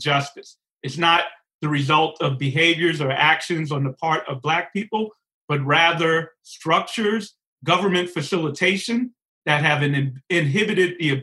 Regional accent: New York City, New York, United States; I grew up in Bedford-Stuyvesant, Brooklyn, before gentrified Bedford-Stuyvesant, Brooklyn.

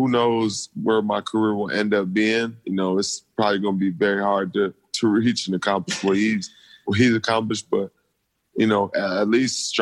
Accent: Lansing, Michigan, United States; growing up in Lansing, Michigan, it's a small town where not a lot of people make it out of there

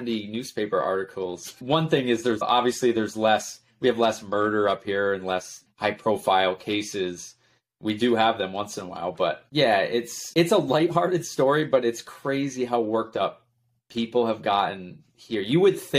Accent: Potsdam, New York, United States; Potsdam, the whole county is like my hometown

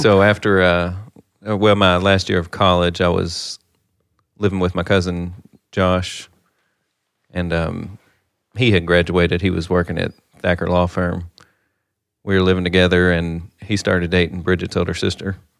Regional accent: Livermore, Kentucky, United States; now in Owensboro, United States; grew up in Livermore, Kentucky. Population fifteen hundred

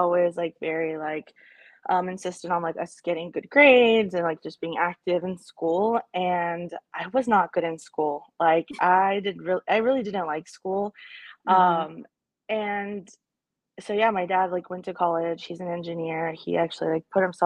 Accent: Arlington, Texas, United States; also born or lived in El Paso, Texas; we moved here when I was about 3

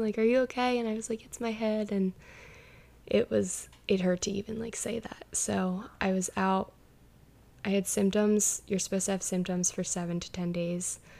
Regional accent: Towson, Maryland, United States; I'm from Towson, Maryland

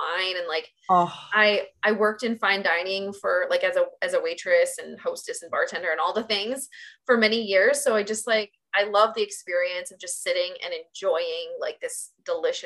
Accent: Iowa, United States; I'm from Iowa, so it'd be real cold in the winter

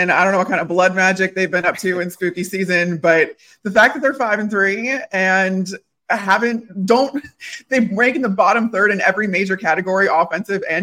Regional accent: Chicago, Illinois, United States; I grew up in Chicago

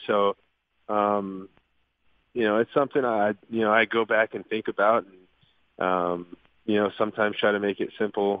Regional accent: Southwest, United States; I was raised in the Southwest and, my baseball career in the major league started kind of right around there

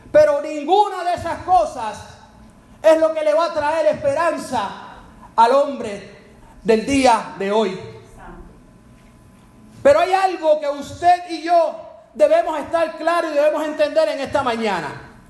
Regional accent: Spain; me imagino que inglés tiene otro acento, pero yo soy español.

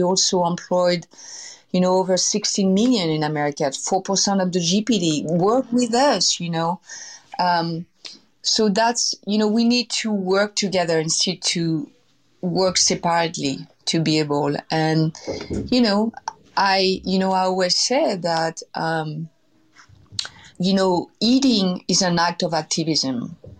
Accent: Versailles, Île-de-France, France; born there; I was abandoned when I was 6 months old outside of Paris. I was born in Versailles.

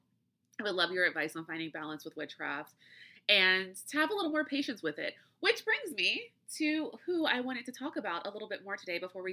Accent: United States; accent: flat American; my flat American accent

